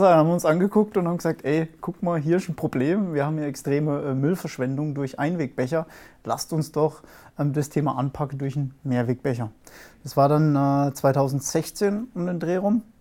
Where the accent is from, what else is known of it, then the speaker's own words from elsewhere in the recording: Aachen, North Rhine-Westphalia, Germany; komme ich komm aus Aachen oder Mischbach. Kennt vielleicht ein oder andere, so ein kleiner, ein kleiner Nebenort von Aachen.